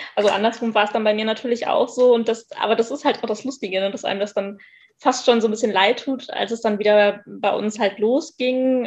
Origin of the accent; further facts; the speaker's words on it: Moers, North Rhine-Westphalia, Germany; ich komme aus Mörs, das ist am Niederrhein, das ist in der Nähe von Duisburg